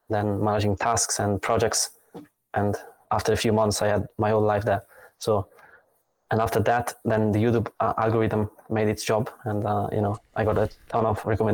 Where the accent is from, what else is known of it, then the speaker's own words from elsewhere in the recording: Italy; moved away as an adult; now in Berlin, Germany; I come from Italy.